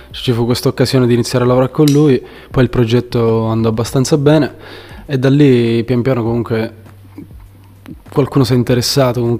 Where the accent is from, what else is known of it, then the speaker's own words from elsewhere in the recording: Valderice, Sicily, Italy; moved away as an adult; also born or lived in Livorno; now in Empoli, Italy; Sono originario di Valderice, in provincia di, di Trapani, in Sicilia. Eh, da tre annetti mi sono trasferito qui in Toscana, ho fatto un anno a Empoli, poi un anno a Livorno e ora sono ritornato a Empoli.